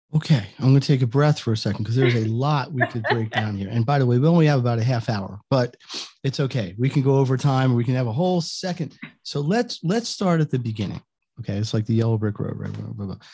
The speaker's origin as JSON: {"language": "English", "region": "Northeast", "country": "United States", "said": "I'm from the Northeast"}